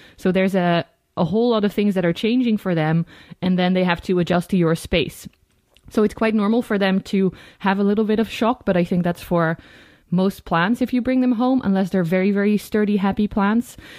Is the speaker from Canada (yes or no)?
no; Netherlands; I'm also a yoga teacher and I'm from the Netherlands